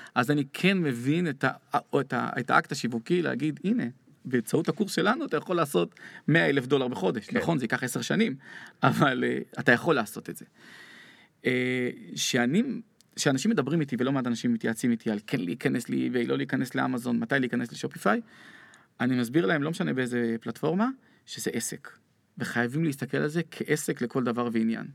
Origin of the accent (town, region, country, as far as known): Israel